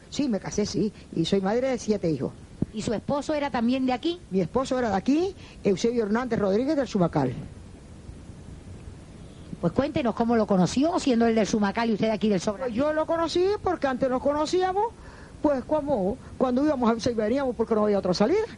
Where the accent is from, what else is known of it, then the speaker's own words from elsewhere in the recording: Sobradillo, Canary Islands, Spain; Nací aquí en el Sobradillo y toda la vida he vivido aquí. Y aquí nacieron mis, abuelas y mi madre.